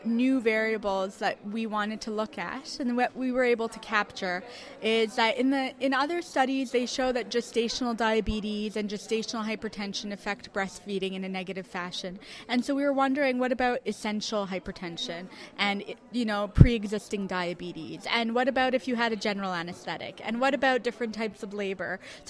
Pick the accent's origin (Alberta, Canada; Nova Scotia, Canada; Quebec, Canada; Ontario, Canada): Quebec, Canada; Montreal; I'm from Montreal.